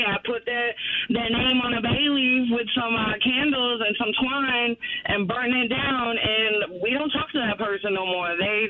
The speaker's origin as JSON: {"language": "English", "town": "Salem", "region": "Massachusetts", "country": "United States", "moved": "as an adult", "lives_now": "Vienna, United States", "said": "I come from Massachusetts, Salem."}